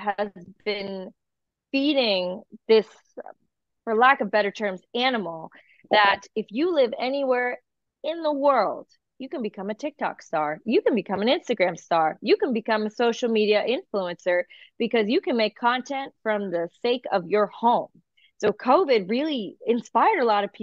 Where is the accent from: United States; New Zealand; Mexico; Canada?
United States; New England; growing up in New England